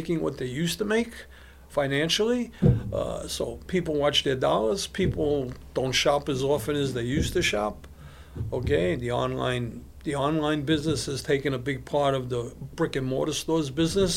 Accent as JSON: {"language": "English", "town": "New York City", "region": "New York", "country": "United States", "tie": "born or raised there", "also_born_or_lived": "East Flatbush, Brooklyn", "said": "I was born and raised in Brownsville, Brooklyn"}